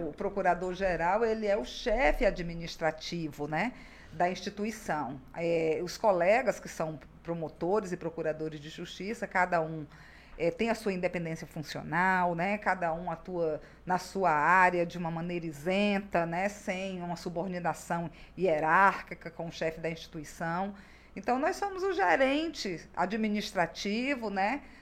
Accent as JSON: {"language": "Portuguese", "town": "Rio Branco", "region": "Acre", "country": "Brazil", "tie": "born or raised there", "said": "Acriana, formada pela, pela Universidade Federal do Acre. Nasceu em Rio Branco mesmo? Nasci em Rio Branco."}